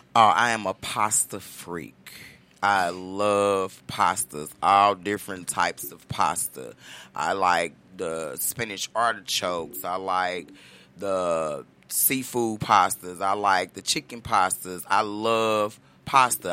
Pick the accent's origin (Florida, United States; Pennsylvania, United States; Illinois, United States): Illinois, United States; Chicago; moved away; I'm originally from Chicago, Illinois